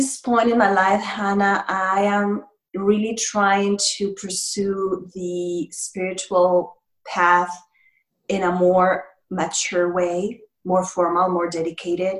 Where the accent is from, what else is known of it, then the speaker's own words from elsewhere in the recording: Mexico; moved away; I'm from Mexico, and family is very valuable as in Latino cultures